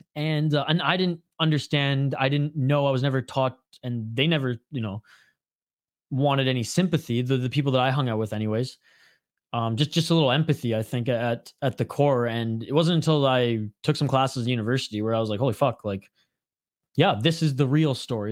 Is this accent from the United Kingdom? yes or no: no; Western Canada, Canada; I grew up in Western Canada